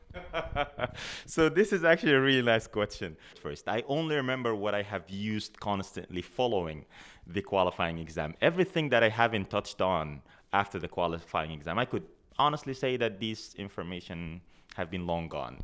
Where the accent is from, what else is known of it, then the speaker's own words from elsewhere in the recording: Sudan; moved away as an adult; now in Canada; I come from Sudan originally. That's where I did my undergraduate degree at the University of, uh, Khartoum